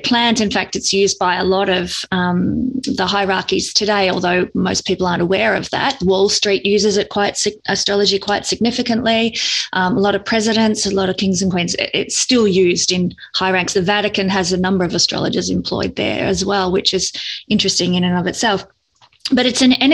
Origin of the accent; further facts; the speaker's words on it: Victoria, Australia; I'm from Australia